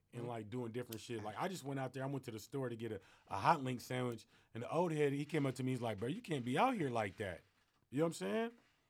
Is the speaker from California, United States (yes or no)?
yes; Fairfield, California, United States; now in Arizona, United States; I'm from California, I'm from the Bay Area, though.